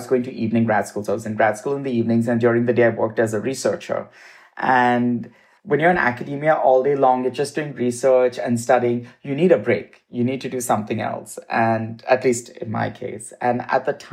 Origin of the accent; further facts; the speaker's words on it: Mumbai, Maharashtra, India; moved away as an adult; also born or lived in Midwest, United States / East Coast, United States / South, United States; now in Los Angeles, United States; I grew up in India